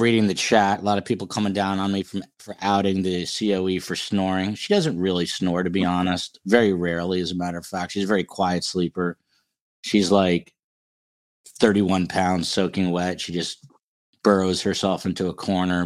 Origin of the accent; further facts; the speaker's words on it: Highland Park, New Jersey, United States; I'm from Highland Park, New Jersey